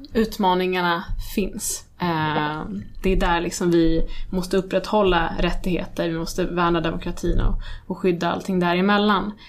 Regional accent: Sweden; vi kommer från Irak. Eh, nu är jag född i Sverige

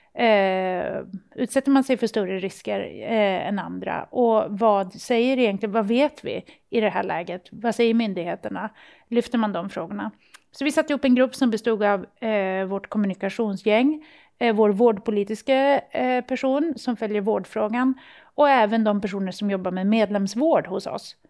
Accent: Luleå, Norrbotten County, Sweden; i Luleå, där jag kommer ifrån

